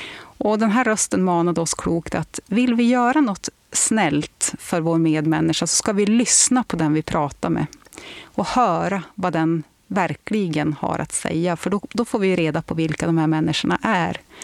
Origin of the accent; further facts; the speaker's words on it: Örnsköldsvik, Västernorrland County, Sweden; moved away; also born or lived in England; hemma i Lilla Övik